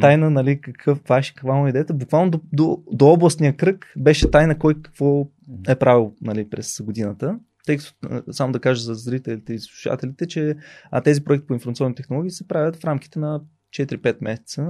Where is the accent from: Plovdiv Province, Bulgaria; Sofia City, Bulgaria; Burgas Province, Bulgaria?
Burgas Province, Bulgaria; Burgas; Аз съм от Бургас